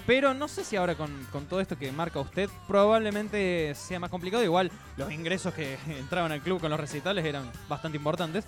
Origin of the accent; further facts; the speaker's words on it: Villa Mercedes, San Luis, Argentina; Villa Mercedes, de donde yo soy